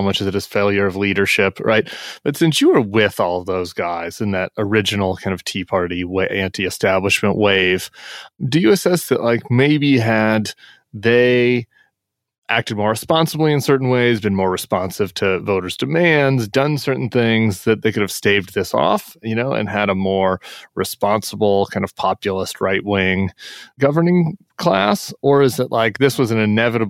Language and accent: English; Colorado, United States; Colorado, my home state